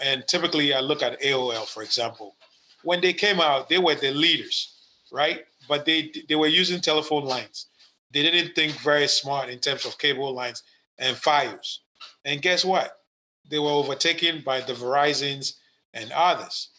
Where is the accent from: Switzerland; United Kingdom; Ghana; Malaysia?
Ghana; now in United States; I was born in Ghana, West Africa. Uh, it's my country. I'm a U.S. citizen now